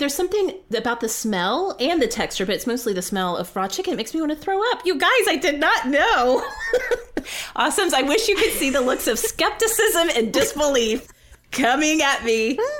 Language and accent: English; Oklahoma, United States; Do you think it's because I'm from Oklahoma